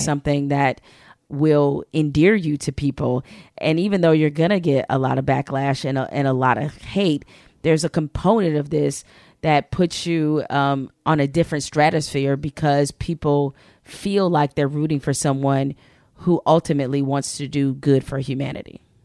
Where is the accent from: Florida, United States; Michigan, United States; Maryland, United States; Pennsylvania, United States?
Michigan, United States; Detroit; I'm from Detroit